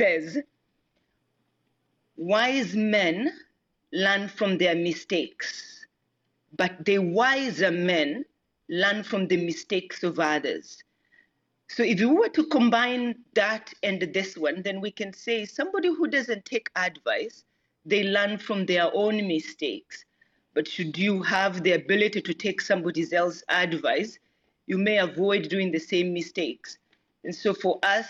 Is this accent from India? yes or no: no; Kenya; now in San Diego, United States; I'm originally from Kenya. I live in San Diego now